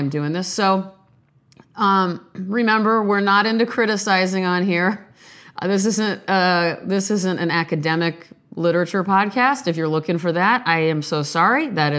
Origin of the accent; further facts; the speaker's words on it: Omaha, Nebraska, United States; born there; now in Beverly Hills, United States; I hail from the 90210, sort of, by way of Omaha, Nebraska, where I was born in St. Joseph's Hospital, April 30th, 1977, 8:58 p.m.